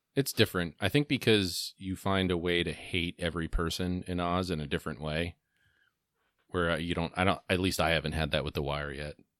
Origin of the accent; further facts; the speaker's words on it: New Jersey, United States; I grew up in New Jersey in the nineties